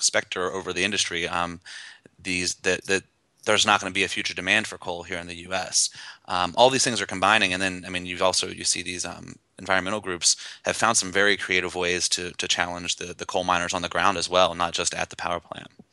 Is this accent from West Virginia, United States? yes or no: yes; West Virginia, United States; I grew up in West Virginia, not in the coal fields